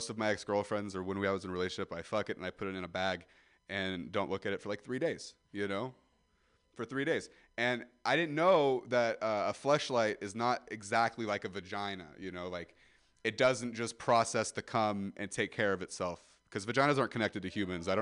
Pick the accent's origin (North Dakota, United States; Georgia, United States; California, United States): California, United States; Ripon; Growing up in Ripon